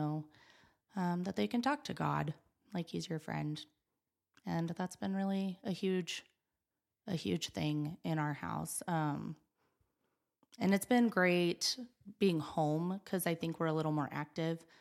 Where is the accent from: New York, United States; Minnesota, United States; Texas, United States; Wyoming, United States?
Wyoming, United States; Gillette; moved away as an adult; also born or lived in West Virginia; I was born and raised here in Gillette